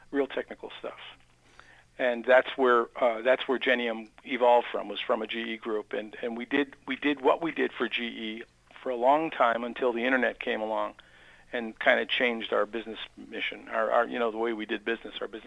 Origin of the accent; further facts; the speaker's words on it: Amsterdam, New York, United States; I grew up in Amsterdam.